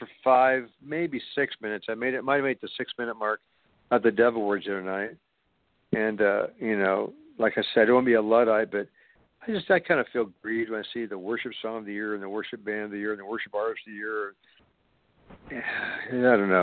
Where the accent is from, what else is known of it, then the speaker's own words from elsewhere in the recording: Kansas City, United States; right here in my hometown